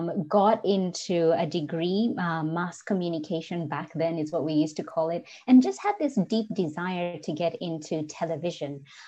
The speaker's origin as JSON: {"language": "English", "country": "Kenya", "accent": "Kenyan", "second_language": "English", "said": "And also back then, my Kenyan accent was a lot stronger than it is today."}